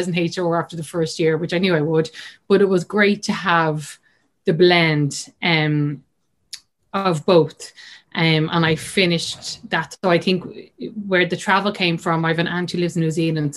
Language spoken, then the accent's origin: English; Dublin, Leinster, Ireland; I'm from Dublin. Grew up in the north side of Dublin